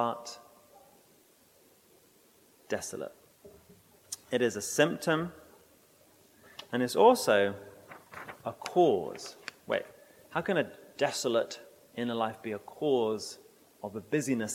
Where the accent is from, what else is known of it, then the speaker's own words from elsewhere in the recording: England, United Kingdom; moved away; I was brought up in England